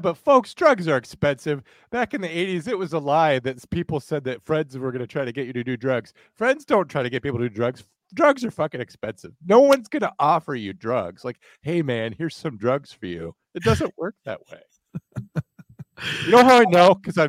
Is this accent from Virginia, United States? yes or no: yes; Virginia, United States; That's how I grew up. Like, I'm from Virginia